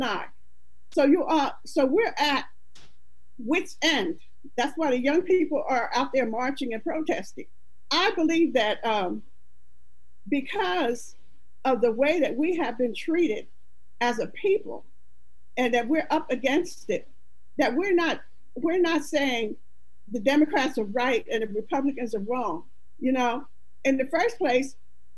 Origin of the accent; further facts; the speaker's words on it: Pennsylvania, United States; I'm from Pennsylvania